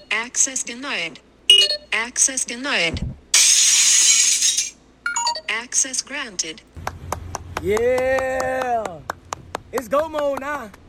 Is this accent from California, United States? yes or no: no; Jacksonville, Florida, United States; I'm from Jacksonville, Florida, Duval.